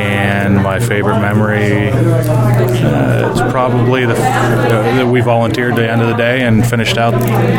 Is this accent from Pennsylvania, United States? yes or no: yes; Clearfield, Pennsylvania, United States; I'm from Clearfield, Pennsylvania.